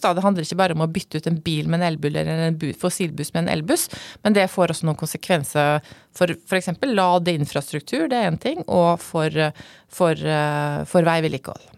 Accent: Fræna, Møre og Romsdal, Norway; moved away as an adult; now in Oslo, Norway; som du hører på dialekta mi, så er jeg da opprinnelig fra Frena utafor Molde, i Romsdal

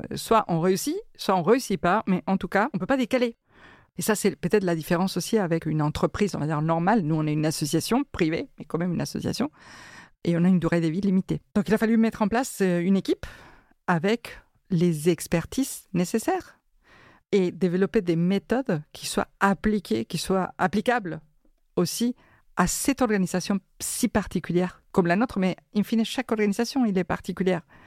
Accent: Argentina; now in France; je suis né en Argentine

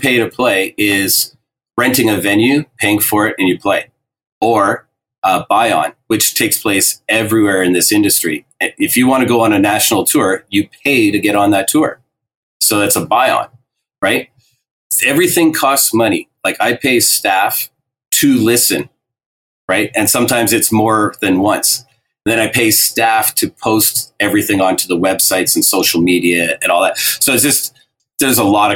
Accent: Alberta, Canada; I'm from Alberta

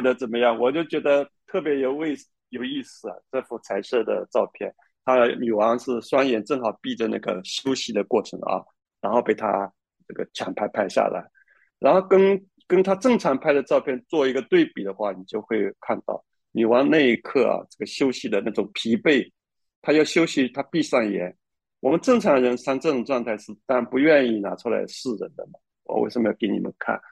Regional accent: China; 我们中国人

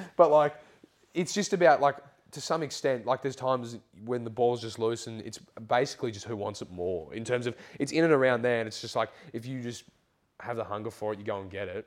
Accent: Canberra, Australian Capital Territory, Australia; moved away; It's nice to be home. Like it's, it's nice that sort of being a part of the academy, or even just like growing up in Canberra

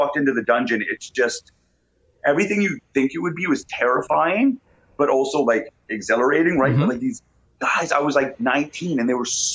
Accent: Calgary, Alberta, Canada; Originally, yeah, born and raised in Calgary, Alberta

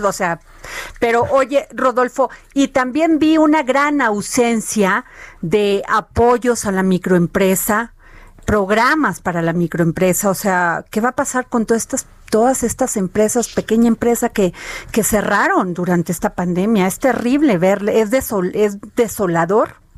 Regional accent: Veracruz, Mexico; moved away; en mi pueblo, cuando haces así como que vas de, un lado a otro, se llama eh, robalear, allá en Veracruz

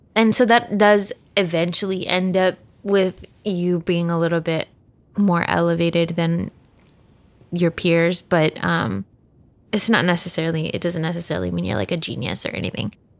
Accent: Texas, United States; I was born in Texas

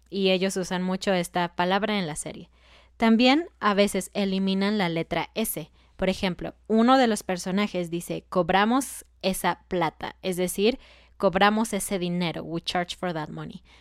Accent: Mexico; yo que soy mexicana

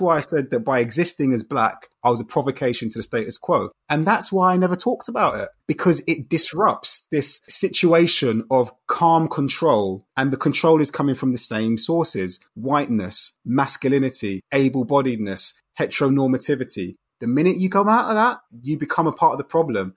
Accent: London, United Kingdom; Growing up in Brixton in the nineteen eighties and nineties, you have to remember straight away that contextually, you're in a very, very multicultural setting

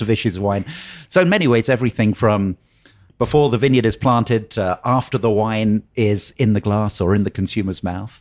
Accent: Oxford, South East England, United Kingdom; now in Napa Valley, United States; I grew up in Oxford in England.

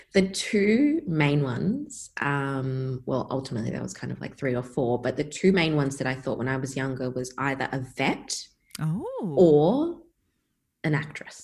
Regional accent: Perth, Western Australia, Australia; moved away; Growing up in Perth

